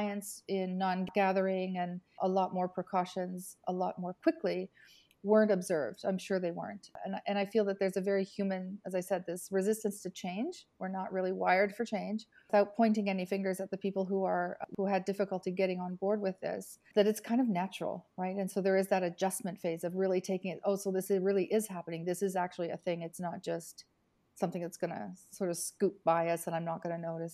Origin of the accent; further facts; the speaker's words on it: Canada; also born or lived in Italy; now in Milan, Italy; I'm Canadian, but I've been in Italy for 38 years.